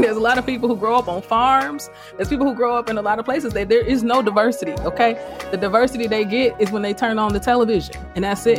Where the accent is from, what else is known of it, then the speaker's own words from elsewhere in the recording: Chicago, Illinois, United States; also born or lived in Iowa; I grew up on the south side